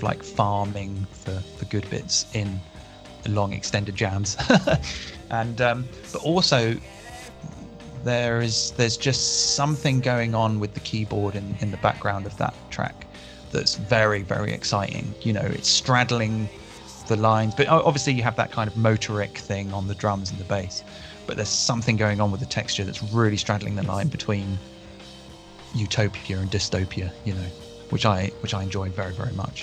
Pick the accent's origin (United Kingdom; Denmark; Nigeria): United Kingdom; as a British person